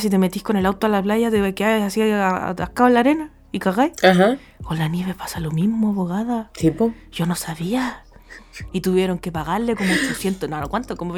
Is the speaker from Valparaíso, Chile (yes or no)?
no; Santiago, Santiago Metropolitan Region, Chile; moved away; soy una santiaguina culiada y nunca he ido a la nieve en Chile.